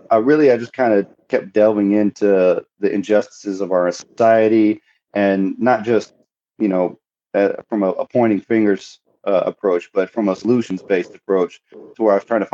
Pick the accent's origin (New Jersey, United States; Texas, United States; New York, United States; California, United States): Texas, United States; Southeast; I'm from Texas. I was born and raised in Southeast Texas